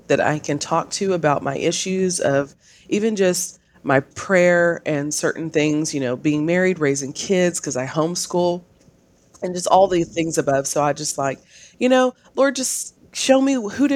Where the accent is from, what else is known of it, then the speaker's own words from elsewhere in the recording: Canton, Texas, United States; I'm from Canton, Texas